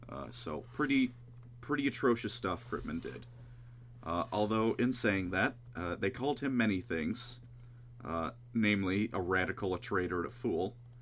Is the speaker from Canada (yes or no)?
no; Buenos Aires, Argentina; And I'm from Buenos Aires, and I say kill them all.